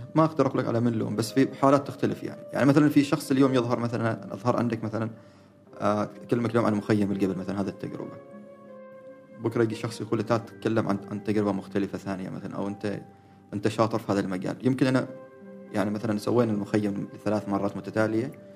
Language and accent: Arabic; Oman; احنا كعمانيين